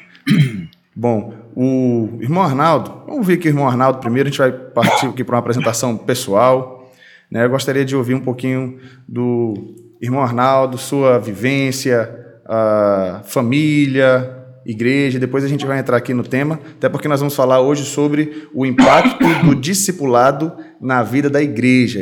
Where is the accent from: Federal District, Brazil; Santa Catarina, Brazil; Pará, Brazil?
Pará, Brazil; moved away as an adult; now in Brasília, Brazil; eu sou paraense e fui ordenado lá no Pará